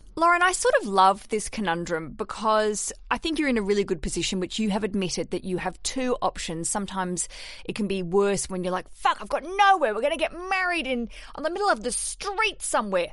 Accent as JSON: {"language": "English", "country": "Australia", "moved": "as an adult", "lives_now": "London, United Kingdom", "said": "I'm Australian"}